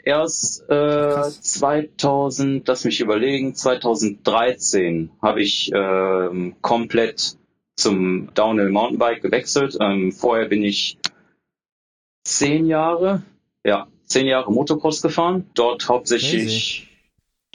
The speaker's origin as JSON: {"language": "German", "town": "Düsseldorf", "region": "North Rhine-Westphalia", "country": "Germany", "tie": "born or raised there", "also_born_or_lived": "Bochum", "said": "bin dann wieder zurück in meine Heimatstadt nach Düsseldorf gezogen."}